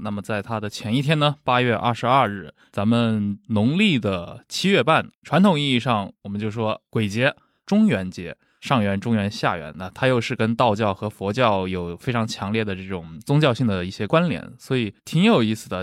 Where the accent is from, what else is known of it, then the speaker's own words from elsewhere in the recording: Anqing, Anhui, China; moved away; 我是在那个安徽安庆长大